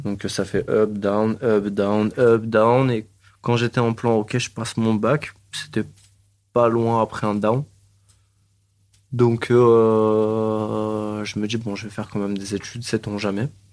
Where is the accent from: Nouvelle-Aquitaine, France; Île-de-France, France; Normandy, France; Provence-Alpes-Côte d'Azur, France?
Provence-Alpes-Côte d'Azur, France; Marseille; je suis né à la Conception. J'ai fait mon école au cours Julien